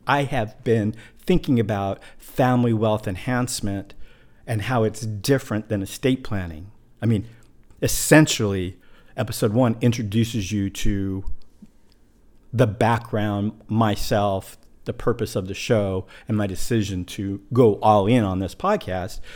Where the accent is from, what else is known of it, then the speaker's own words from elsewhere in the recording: Pacific Northwest, United States; now in Puerto Rico; I am from the Pacific Northwest